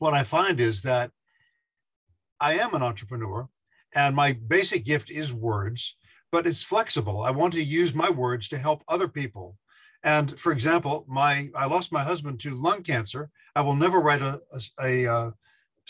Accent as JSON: {"language": "English", "town": "Beaufort", "region": "South Carolina", "country": "United States", "also_born_or_lived": "New York City", "moved": "as an adult", "said": "I came from Beaufort, South Carolina, a little island of 5,000 people, took a bus up to New York City"}